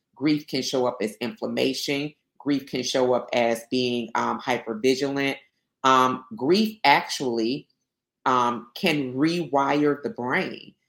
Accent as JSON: {"language": "English", "town": "Albany", "region": "Georgia", "country": "United States", "said": "I'm from Albany, Georgia. So I'm Southwest Georgia."}